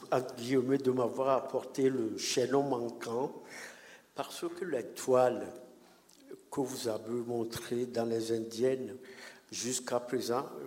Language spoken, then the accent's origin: French; Lomé, Maritime, Togo; moved away; moi, je viens du Togo. Euh, je viens de Lomé.